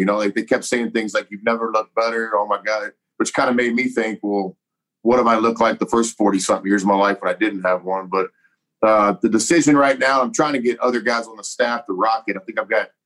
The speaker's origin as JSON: {"language": "English", "region": "Texas", "country": "United States", "tie": "born or raised there", "said": "my home state of Texas"}